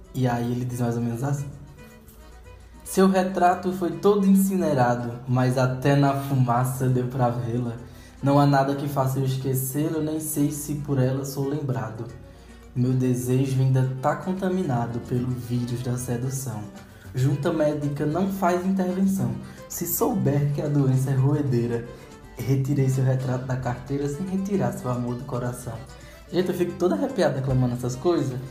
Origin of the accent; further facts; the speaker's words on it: Brazil; a gente como brasileiro